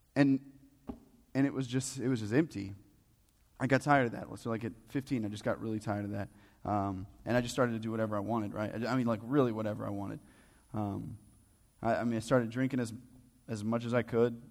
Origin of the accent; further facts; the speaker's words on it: the Bible Belt, United States; we're all from the Bible Belt, or at least most of us are.